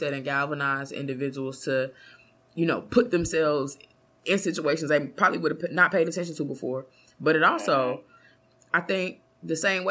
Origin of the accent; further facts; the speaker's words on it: Kansas City, United States; I grew up in Killer City.